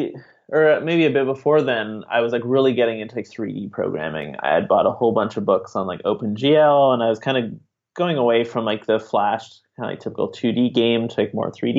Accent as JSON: {"language": "English", "town": "Montreal", "region": "Quebec", "country": "Canada", "moved": "yes", "lives_now": "Ottawa, Canada", "said": "I'm originally from Montreal, but about 10 years or so ago, I moved to Ottawa"}